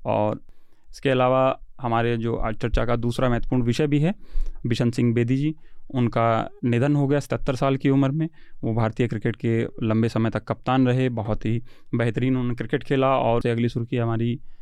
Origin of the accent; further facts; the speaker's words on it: Haryana, India; मैं हरियाणा से हूँ